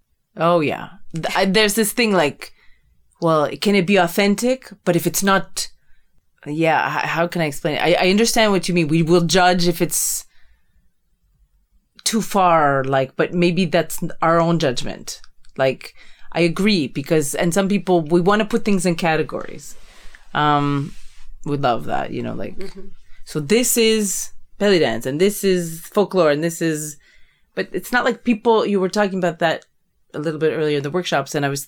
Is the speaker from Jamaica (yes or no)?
no; Canada; Okay, me as a Canadian, like, I'm a Canadian, like, North America